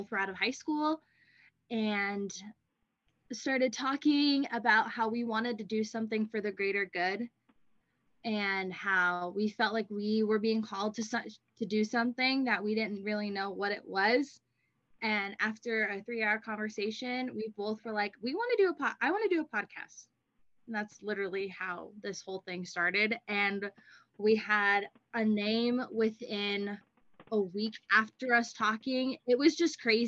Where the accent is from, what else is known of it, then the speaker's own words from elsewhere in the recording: California, United States; moved away as an adult; also born or lived in Idaho; now in Rexburg, United States; I am originally from California, but I am up here at BYUI studying communications